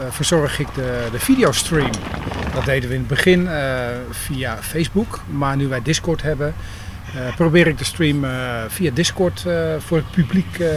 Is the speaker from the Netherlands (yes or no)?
yes; Hoorn, North Holland, Netherlands; ik kom uit Horen. En eh, in het dagelijks leven ben ik ICT'er bij de gemeente Horen.